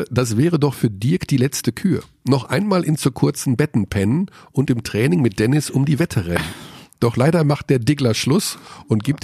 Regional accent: Tyrol, Austria; Ja, das wollen unsere, unsere Hörer. Ich bin ja Tiroler.

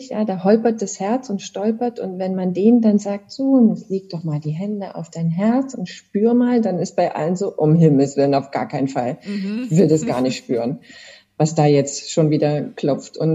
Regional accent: Chemnitz, Saxony, Germany; Ich habe Abitur gemacht in Chemnitz. Du sagtest, das ist meine Heimatstadt.

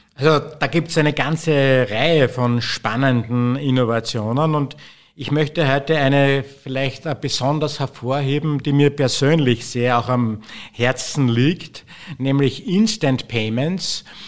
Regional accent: Austria; bei uns in Österreich

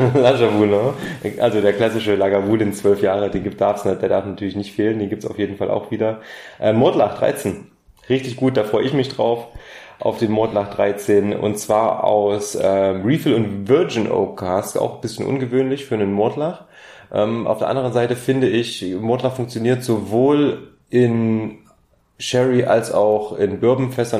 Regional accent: Germany; bei uns in Deutschland

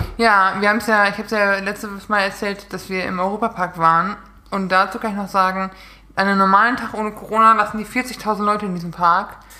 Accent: Münsterland, North Rhine-Westphalia, Germany; ich komme ja aus NRW aus Münsterland.

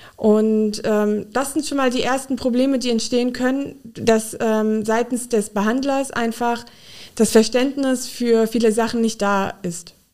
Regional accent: Frankenthal, Rhineland-Palatinate, Germany; moved away as an adult; also born or lived in Mainz; now in Koblenz, Germany; Ich bin in der Pfalz in Frankenthal aufgewachsen

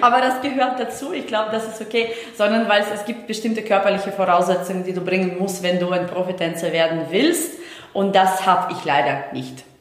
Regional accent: Estonia; moved away; ich komme ja aus Estland gebürtig, also ich komme nicht aus Deutschland

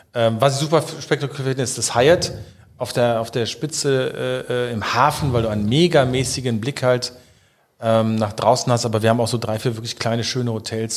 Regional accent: Rhineland, Germany; bin ich Rheinländer

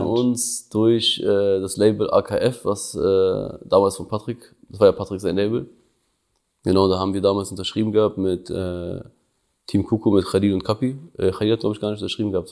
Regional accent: Prizren, Prizren District, Kosovo; now in Berlin, Germany; Kosovo ist meine Heimat, so, da komme ich her, so, da, da sind so meine Wurzeln.

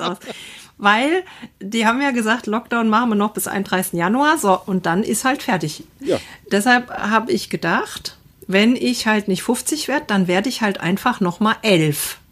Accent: Assenheim, Hesse, Germany; Wir hatten ja bei uns in Assenheim so, ein, so eine kleine Fläche in the middle of nowhere

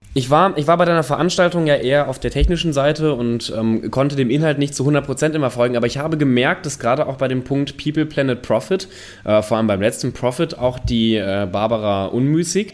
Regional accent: North Rhine-Westphalia, Germany; ich komme ja aus NRW

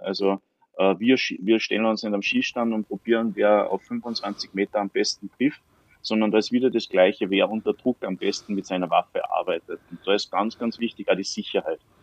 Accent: Salzburg, Austria; Ich bin aus Salzburg.

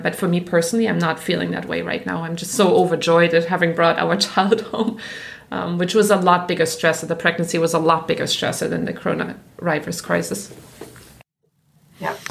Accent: Black Forest, Baden-Württemberg, Germany; accent: German; English is a second language; moved away as an adult; now in United States; I grew up in Germany, which was like the picture book, right? I grew up in the Black Forest

